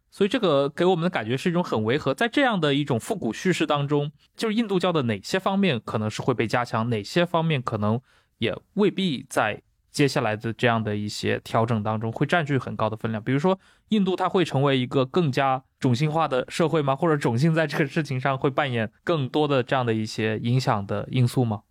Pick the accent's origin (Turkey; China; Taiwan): China; 作为中国人的话